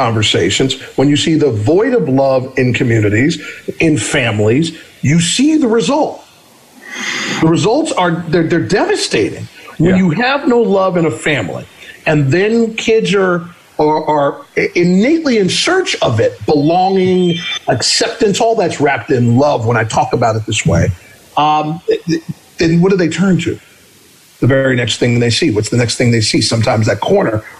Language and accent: English; Cleveland Heights, Ohio, United States; the street I grew up on in Cleveland Heights, Ohio